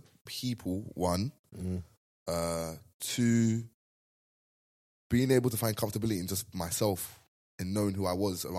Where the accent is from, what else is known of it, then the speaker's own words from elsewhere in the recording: London, United Kingdom; moved away as an adult; now in Amsterdam, Netherlands; I'm from ends, innit? So that's the toughest place I've ever been. So for me, it's like there's no tougher than that. And I'm not saying that I'm from London and there's no tougher place